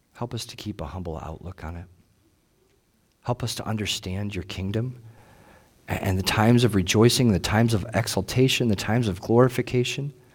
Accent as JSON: {"language": "English", "country": "United States", "said": "we're American"}